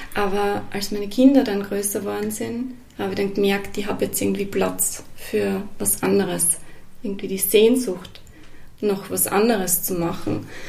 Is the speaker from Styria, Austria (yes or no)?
yes; Ratsch an der Weinstraße, Styria, Austria; moved away; also born or lived in Salzburg / Vienna; ich bin aufgewachsen in der Südsteiermark, genauer gesagt in Ratsch an der Weinstraße, einem sehr äh, kleinen Ort